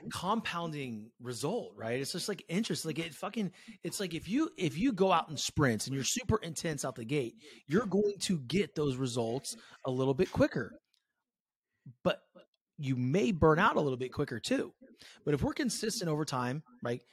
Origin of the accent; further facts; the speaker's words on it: San Francisco Bay Area, California, United States; I grew up in the San Francisco Bay